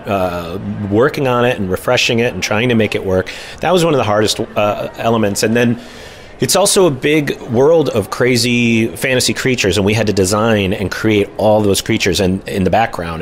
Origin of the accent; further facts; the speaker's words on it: Clawson, Michigan, United States; I grew up in Clawson, and I had my brother and my mom as a big part of my life